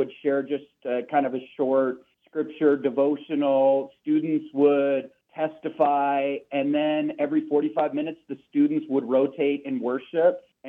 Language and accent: English; Seattle, Washington, United States; we're from Seattle.